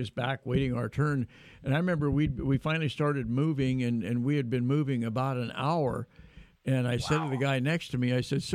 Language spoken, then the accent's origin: English; Sacramento, California, United States; All the various fundraisers I've been involved in over the many years in my hometown